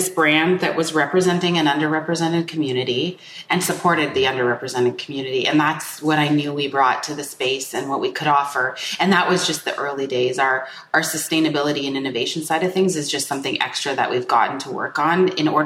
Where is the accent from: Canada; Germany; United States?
Canada; born or raised there